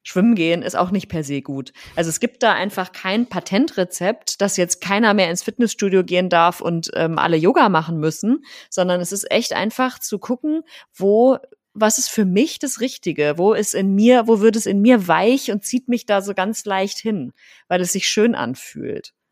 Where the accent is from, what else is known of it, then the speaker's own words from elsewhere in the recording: Rhineland, Germany; now in Berlin, Germany; Ich komme ja ursprünglich aus dem Rheinland